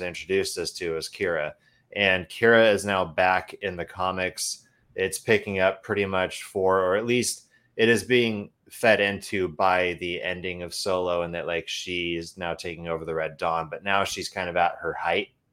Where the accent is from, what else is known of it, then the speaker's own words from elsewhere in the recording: Idaho, United States; now in Oregon, United States; growing up in Idaho